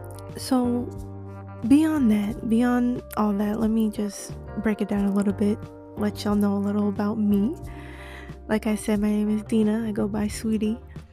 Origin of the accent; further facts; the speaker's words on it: Florida, United States; now in New York, United States; I was born in New York, raised in Florida, lived in Miami. I've moved more than I can count.